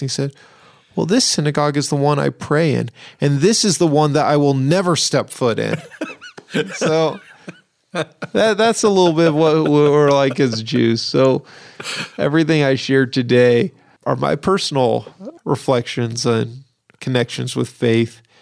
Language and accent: English; Seattle, Washington, United States; moved away; when I grew up in Seattle